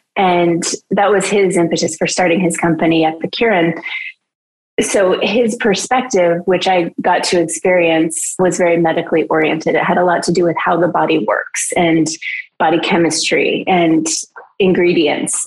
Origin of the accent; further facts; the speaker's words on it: Idaho, United States; moved away; also born or lived in Los Angeles; in the winters in Idaho, or for the in preparation for the winters, we would literally can fruit